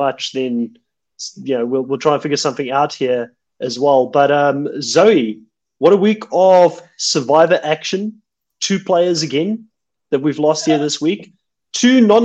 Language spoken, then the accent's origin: English; South Africa; moved away